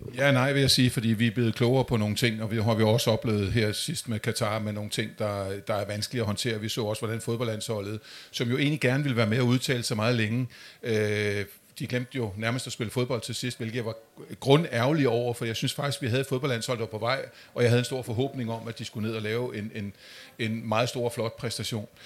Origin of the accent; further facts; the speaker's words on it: Amager, Capital Region of Denmark, Denmark; Jeg kommer selv fra Amager